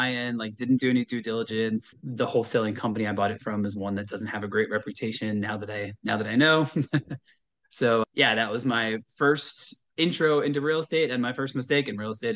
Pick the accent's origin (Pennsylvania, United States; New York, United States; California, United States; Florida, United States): New York, United States; Long Island; also born or lived in Syracuse, New York / Manhattan, New York; I am from New York originally in Long Island